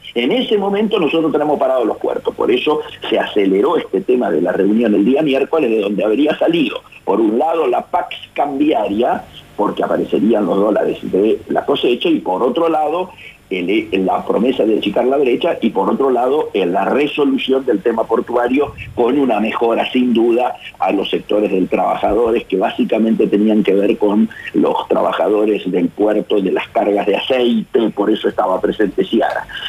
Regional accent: Patagonia, Argentina; moved away as an adult; also born or lived in Resistencia, Chaco, Argentina; now in Buenos Aires, Argentina; yo, nacido, nacido en Resistencia Chaco y criado en la Patagonia

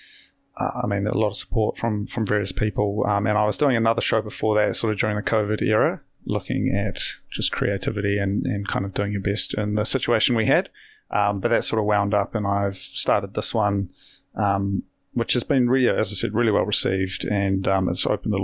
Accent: Hastings, Hawke's Bay, New Zealand; moved away; I actually grew up in Hawke's Bay myself.

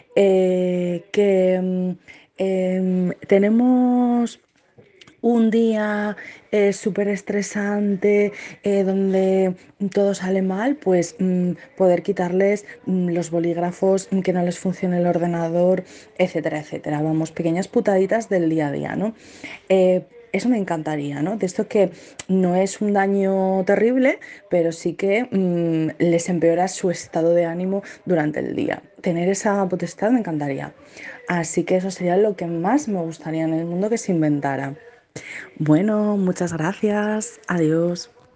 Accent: Zaragoza, Aragon, Spain; soy de Zaragoza y soy arquitecta

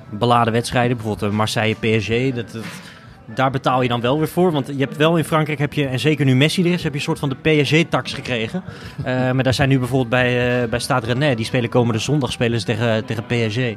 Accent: Utrecht, Netherlands; wij als Utrechters

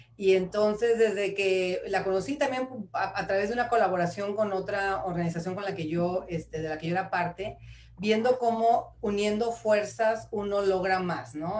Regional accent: Mexico City, Mexico; moved away; also born or lived in Torreón, Coahuila; soy nacida en la Ciudad de México, eh, pero también viví mucho tiempo en Torreón, en, Coahuila

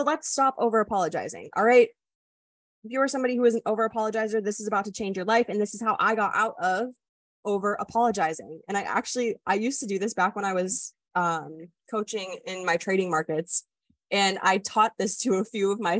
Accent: Wisconsin, United States; moved away; I'm also from the Midwest. Like, I grew up where everybody's like, oh, sorry, excuse me

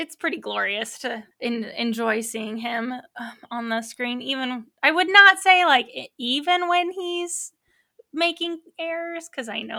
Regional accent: Oklahoma, United States; moved away; also born or lived in Colorado; I was raised in Oklahoma and then into Colorado

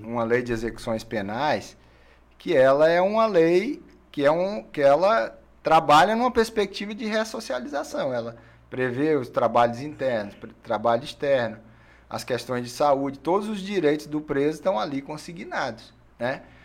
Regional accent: Rio Branco, Acre, Brazil; Sou acriano de Rio Branco.

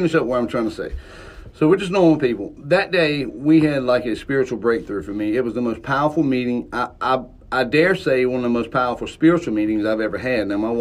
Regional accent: the South, United States; we're from the South

